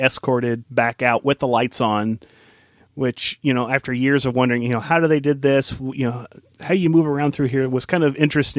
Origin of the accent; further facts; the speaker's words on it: Midwest, United States; You know, I grew up in the Midwest, and it's sort of a rite of passage.